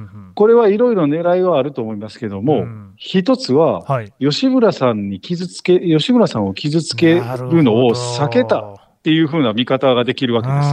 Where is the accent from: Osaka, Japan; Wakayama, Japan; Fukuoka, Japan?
Wakayama, Japan; 僕の大阪の南の和歌山県出身